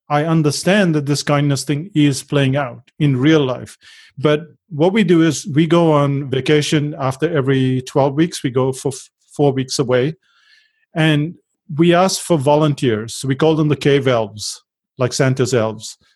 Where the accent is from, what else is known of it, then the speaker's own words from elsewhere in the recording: India; now in New Zealand; So the good thing was that we moved from India to New Zealand. And in India, we were working and then we got to New Zealand and we were working and we thought this has to stop.